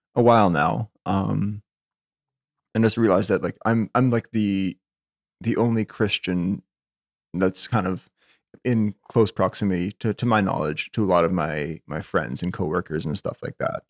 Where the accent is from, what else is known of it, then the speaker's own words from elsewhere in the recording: Winnipeg, Manitoba, Canada; I was born in Winnipeg, Victoria General Hospital. Um, yeah, n-, never really saw fit to move away, I guess